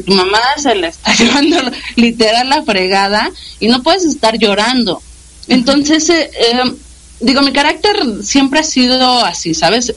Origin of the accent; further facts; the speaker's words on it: Mexico City, Mexico; soy de la Ciudad de México. Ajá. Estuvimos eh, viviendo muchísimo tiempo en la Ciudad de México.